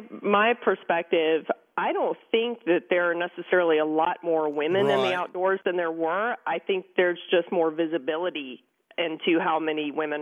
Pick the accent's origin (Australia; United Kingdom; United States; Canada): United States; Savannah, Georgia; I grew up in the Savannah area.